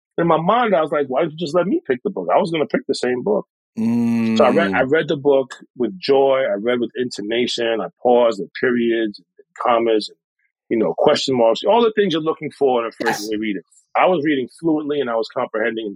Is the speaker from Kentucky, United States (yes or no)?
no; New York City, New York, United States; So I'm a New Yorker, like you said, born and raised. I was born in Harlem. I was raised in the Bronx